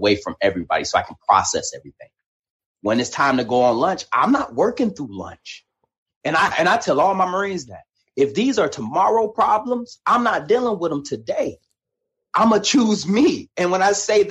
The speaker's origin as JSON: {"language": "English", "town": "Detroit", "region": "Michigan", "country": "United States", "tie": "born or raised there", "said": "Me growing up in Detroit, Michigan, raised by a single mother"}